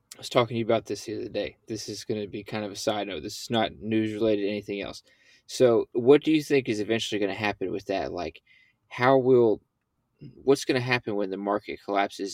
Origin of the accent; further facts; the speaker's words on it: Mid-South, United States; we're from the Mid-South